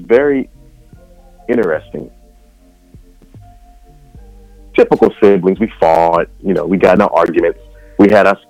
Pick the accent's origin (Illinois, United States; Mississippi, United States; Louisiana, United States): Louisiana, United States; Thibodaux; I hail from South Louisiana, a little town called Thibodaux. And let's see, I'm the middle child of 11. What else? Oh, I'm a photographer. I'm a regular churchgoer.